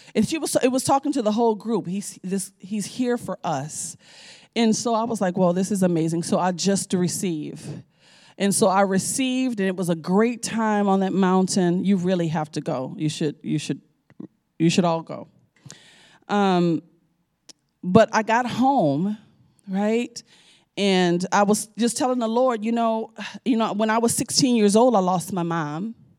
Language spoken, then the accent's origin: English; New Orleans, Louisiana, United States; I'm from New Orleans, you know, we eat chicken, but we don't raise chicken